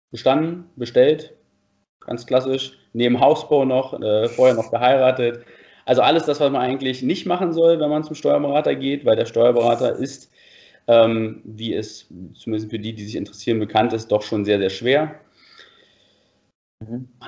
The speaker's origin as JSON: {"language": "German", "town": "Falkensee", "region": "Brandenburg", "country": "Germany", "tie": "born or raised there", "lives_now": "Berlin, Germany", "said": "gut, ich bin im Haus aufgewachsen, also ich bin jetzt kein Stadtkind gewesen, komme ursprünglich aus Falkensee, bin dann aber als junger Mensch nach Berlin gezogen, wo es ja die meisten jungen Menschen hinzieht."}